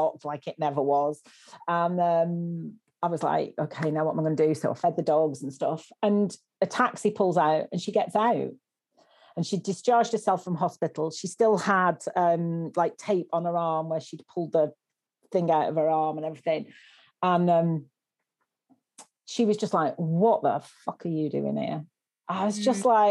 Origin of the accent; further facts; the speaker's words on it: Wigan, North West England, United Kingdom; now in Bristol, United Kingdom; I live in Bristol, but I'm originally from Wigan